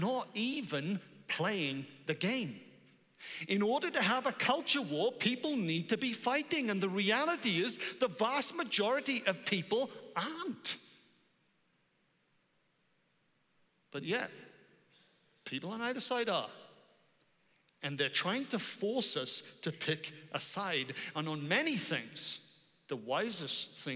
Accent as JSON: {"language": "English", "region": "Wales", "country": "United Kingdom", "said": "I am Welsh"}